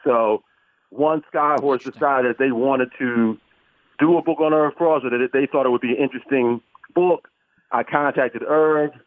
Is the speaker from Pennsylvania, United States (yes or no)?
yes; Philadelphia, Pennsylvania, United States; I grew up in Philadelphia